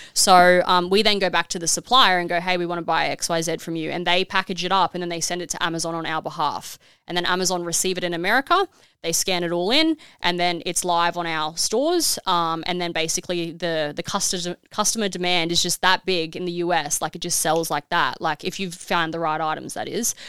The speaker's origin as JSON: {"language": "English", "country": "Australia", "said": "being an Aussie"}